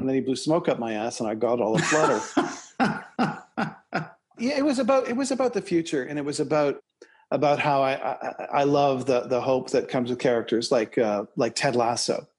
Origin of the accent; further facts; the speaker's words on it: Toronto, Ontario, Canada; Eric and I grew up in Scarborough, Ontario, Canada, together, about six or eight blocks away from each other